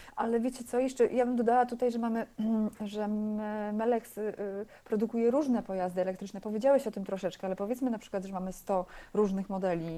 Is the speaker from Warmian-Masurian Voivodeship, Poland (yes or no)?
no; Bydgoszcz, Kuyavian-Pomeranian Voivodeship, Poland; urodziłam się w Bydgoszczy na stadionie żużlowym